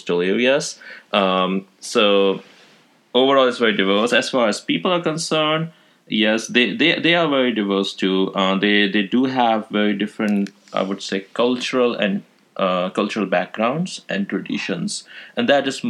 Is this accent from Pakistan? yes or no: yes; Pakistan; now in Pittsburgh, United States; I'm originally from Pakistan. Nowadays, I'm living here in the States, in Pittsburgh, Pennsylvania.